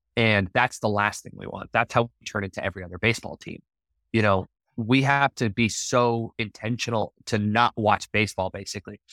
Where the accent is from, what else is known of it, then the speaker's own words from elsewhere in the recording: Littleton, Colorado, United States; moved away as an adult; also born or lived in Las Vegas; now in Savannah, United States; I grew up in Littleton, you know, all three of my, my schools, my elementary school, my middle school, and my high school were all on the same road